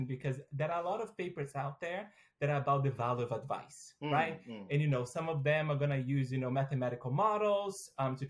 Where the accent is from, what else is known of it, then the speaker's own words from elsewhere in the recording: Brazil; moved away as an adult; now in United States; I am originally from Brazil. So I got a full ride scholarship to go study in the U.S.